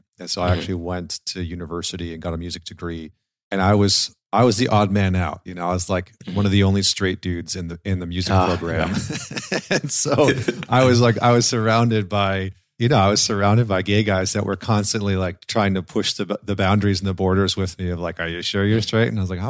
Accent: Alberta, Canada; like I grew up in Northern Alberta in Canada, where it's like minus 30 half of the year.

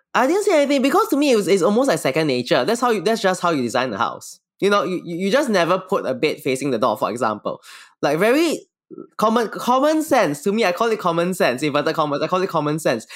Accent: Singapore; I'm from Singapore

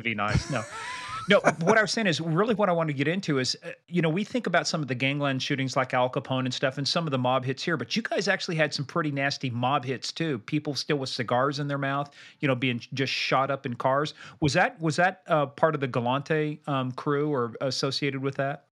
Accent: Kansas, United States; I'm from Kansas

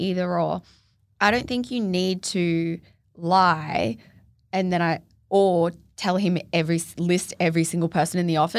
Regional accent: Singapore; born or raised there; now in Gold Coast, Australia

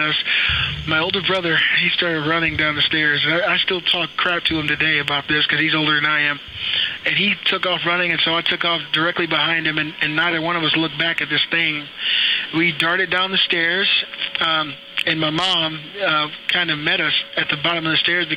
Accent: Akron, Ohio, United States; I grew up in Akron, Ohio

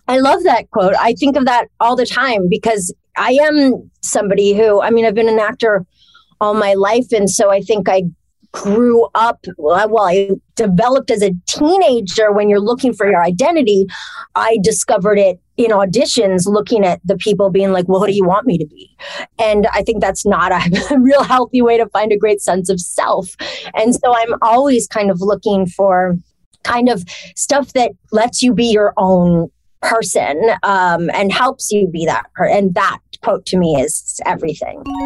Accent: Toronto, Ontario, Canada; moved away; also born or lived in Montreal, Quebec; I was grew up in Toronto. Well, I was born in Montreal. I moved to Toronto for a while.

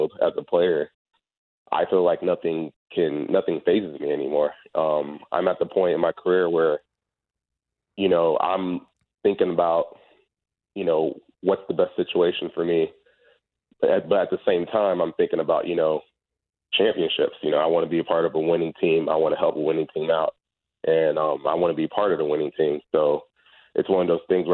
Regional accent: Texas, United States; moved away as an adult; now in Chicago, United States; originally I'm from Texas

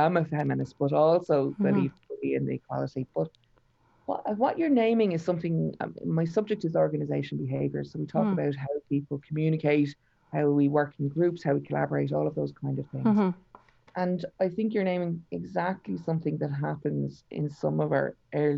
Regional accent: Ennis, Munster, Ireland; moved away; I'm from Ennis in County Clare

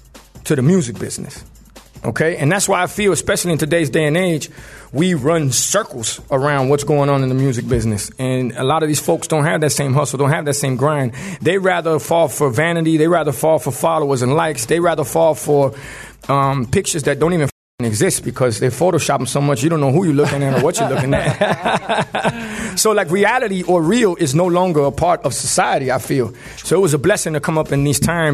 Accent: Miami, Florida, United States; growing up in Miami in the 80s

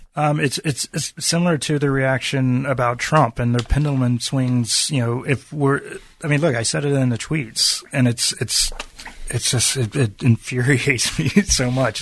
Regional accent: Virginia, United States; growing up in Virginia

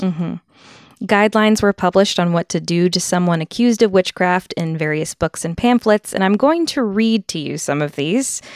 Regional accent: Fairfield, Connecticut, United States; I grew up in Fairfield, Connecticut

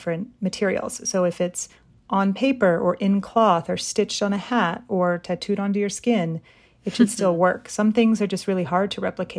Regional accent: Utah, United States; born and raised in Utah, but in an immigrant family

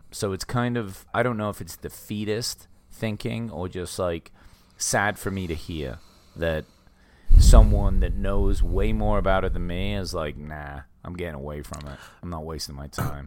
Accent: England, United Kingdom; growing up in England

